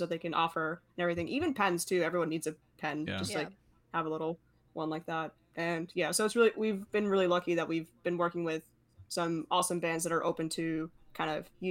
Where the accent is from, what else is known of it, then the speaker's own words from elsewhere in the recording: Long Island, New York, United States; I'm from Long Island